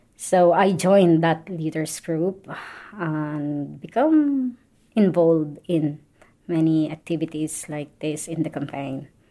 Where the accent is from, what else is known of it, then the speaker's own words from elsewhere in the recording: Philippines; moved away as an adult; now in Ireland; I'm originally from the Philippines. I'm living and working in Ireland for over 15 years now